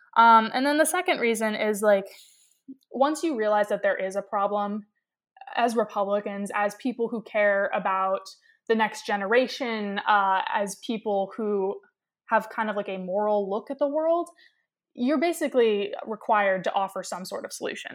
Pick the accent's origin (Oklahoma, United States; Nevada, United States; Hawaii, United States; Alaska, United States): Alaska, United States; Ketchikan; moved away as an adult; I was born and raised in Ketchikan, Alaska